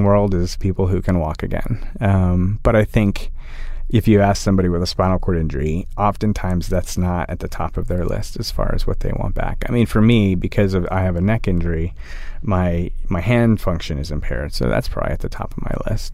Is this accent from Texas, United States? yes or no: yes; Austin, Texas, United States; growing up in Austin and just having people around me